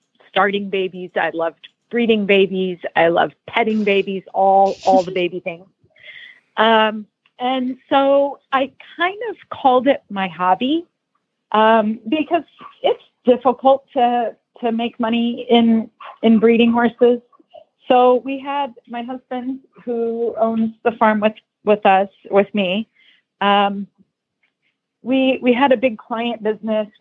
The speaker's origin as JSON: {"language": "English", "region": "Nebraska", "country": "United States", "tie": "born or raised there", "moved": "yes", "lives_now": "Wellington, United States", "said": "I grew up in Nebraska, of all places"}